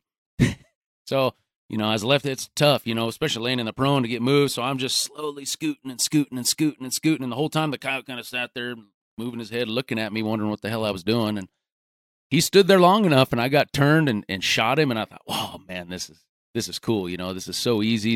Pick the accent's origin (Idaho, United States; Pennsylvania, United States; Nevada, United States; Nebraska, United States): Nebraska, United States; Gering; I grew up out in, in western Nebraska, uh, graduated high school from Garing